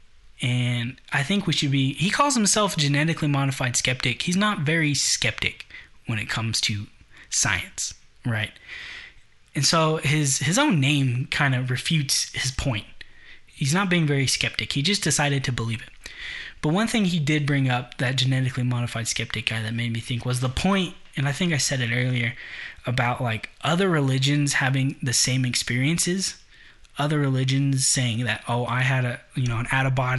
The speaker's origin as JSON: {"language": "English", "country": "United States", "said": "I'm American"}